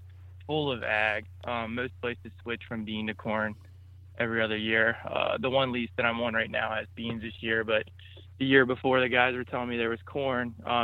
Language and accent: English; Maryland, United States; I'm from Southern Maryland, so near the Solomons Island area, Calvert County, Maryland.